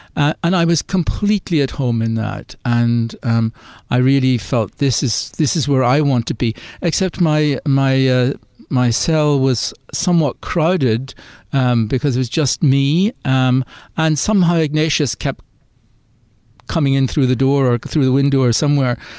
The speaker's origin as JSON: {"language": "English", "country": "Ireland", "also_born_or_lived": "United Kingdom", "accent": "Irish", "moved": "as an adult", "said": "as you'll hear from my accent, I'm originally from Ireland."}